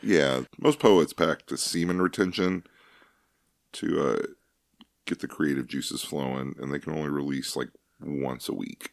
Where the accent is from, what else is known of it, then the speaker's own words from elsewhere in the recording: Kentucky, United States; we're from Kentucky. That's the bluegrass state